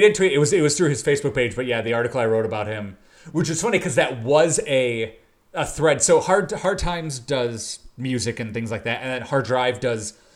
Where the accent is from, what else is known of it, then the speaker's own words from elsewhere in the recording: Chicago, Illinois, United States; I grew up in Chicago, the suburbs of Chicago, west west suburbs of Chicago